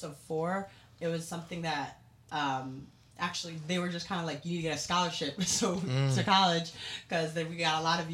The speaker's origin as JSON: {"language": "English", "town": "New York City", "region": "New York", "country": "United States", "tie": "born or raised there", "said": "I grew up in Staten Island, New York."}